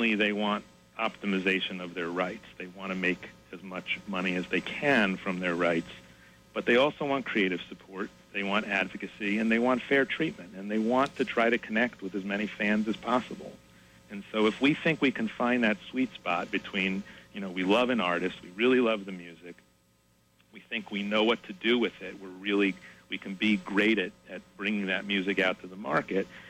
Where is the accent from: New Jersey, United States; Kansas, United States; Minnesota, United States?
New Jersey, United States; Linden; I grew up in Linden.